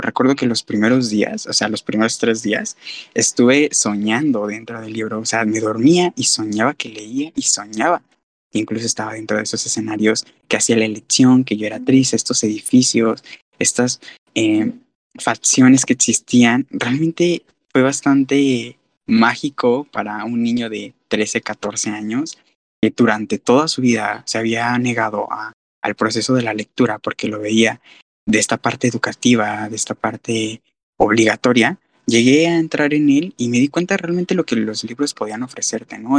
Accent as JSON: {"language": "Spanish", "town": "Guadalajara", "region": "Jalisco", "country": "Mexico", "said": "soy de Guadalajara"}